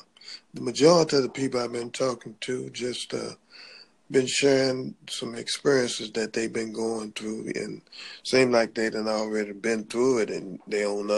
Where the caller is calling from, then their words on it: Little Rock, Arkansas, United States; I'm in Little Rock, Arkansas.